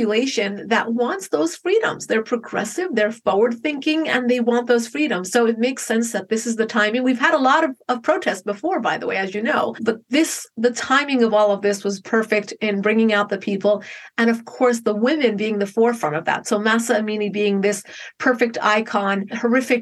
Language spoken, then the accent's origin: English; Paramus, New Jersey, United States; moved away as an adult; also born or lived in Manhattan, New York; now in Los Angeles, United States; I grew up in Bergen County, New Jersey. It's about 5 miles outside the city, and then later lived in Manhattan for a few years.